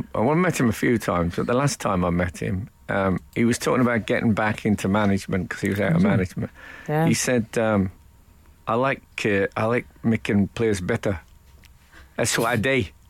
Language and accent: English; Oldbury, West Midlands, United Kingdom; now in London, United Kingdom; I met a bloke last night from Albury, where I come from, and I felt my accent go revert. But when I came to London, I tried to clean it up a bit.